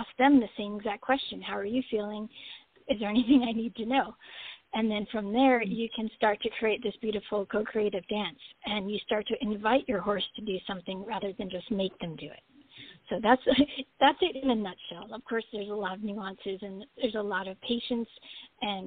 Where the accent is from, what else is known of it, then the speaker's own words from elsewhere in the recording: Long Island, New York, United States; I grew up on Long Island in New York